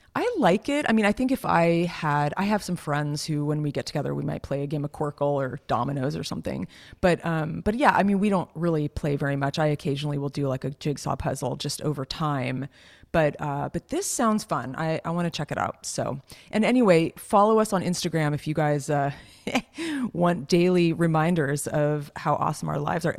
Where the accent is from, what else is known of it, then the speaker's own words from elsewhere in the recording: Los Gatos, California, United States; I grew up in Los Gatos, which is, like, a pretty, like, fancy little town